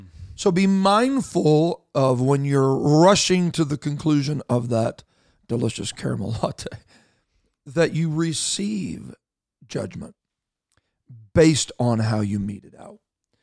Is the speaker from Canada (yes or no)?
yes; Canada; And I know that we don't have a license to even talk about this, being Canadian